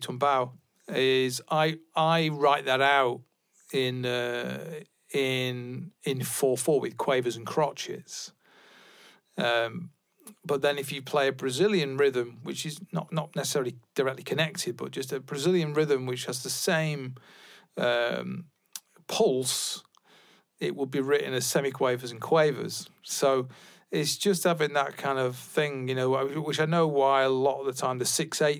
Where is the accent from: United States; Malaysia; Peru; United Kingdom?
United Kingdom; England; I'm an English person